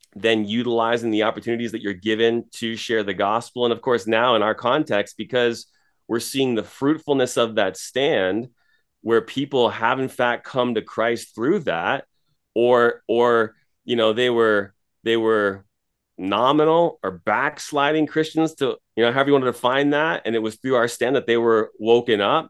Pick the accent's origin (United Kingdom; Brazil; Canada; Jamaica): Canada; Toronto, Ontario; moved away as an adult; now in Edmonton, Canada; I'm from Toronto originally